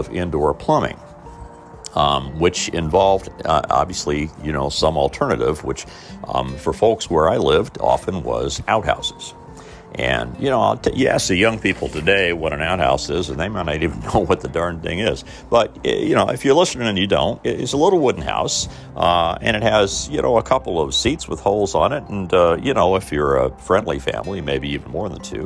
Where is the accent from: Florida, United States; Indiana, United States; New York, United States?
Indiana, United States; Mitchell; moved away; my hometown and part of the world I grew up in, Southern Indiana.